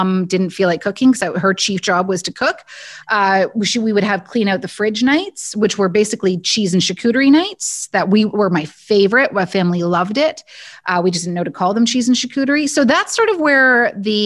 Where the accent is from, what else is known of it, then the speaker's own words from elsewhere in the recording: Guelph, Ontario, Canada; I grew up in Guelph, Ontario